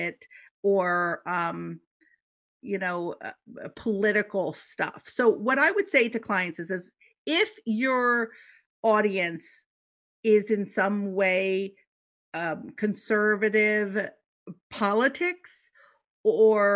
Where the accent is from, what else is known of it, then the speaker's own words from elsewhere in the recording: Philadelphia, Pennsylvania, United States; I said hoagie because I'm from Philly.